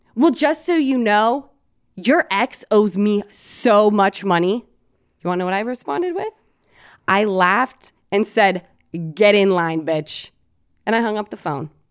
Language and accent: English; Salt Lake City, Utah, United States; moved away as an adult; I'm from Salt Lake City, Utah.